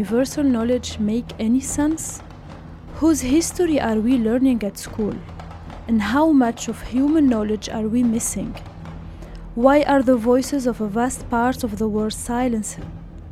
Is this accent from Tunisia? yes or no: yes; Tunisia; moved away; also born or lived in Europe; I am from Tunisia